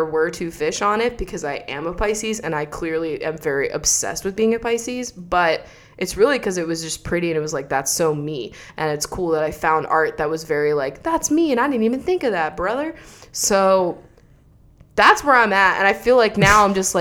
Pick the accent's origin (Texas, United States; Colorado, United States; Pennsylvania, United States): Pennsylvania, United States; now in Pacific Northwest, United States; I'm from Pennsylvania